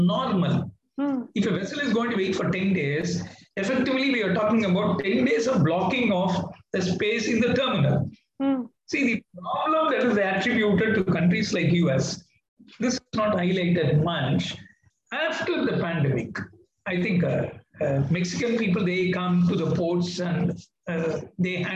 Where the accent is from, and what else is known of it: India